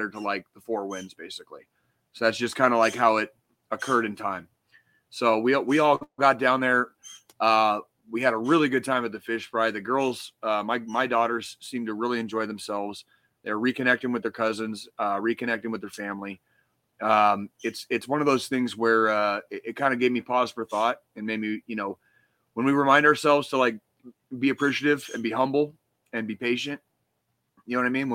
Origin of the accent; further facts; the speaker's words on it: Arizona, United States; now in Kansas City, United States; growing up in Arizona